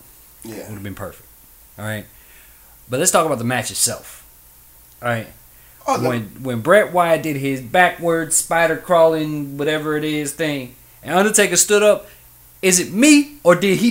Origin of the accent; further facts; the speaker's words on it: United States; I'm American.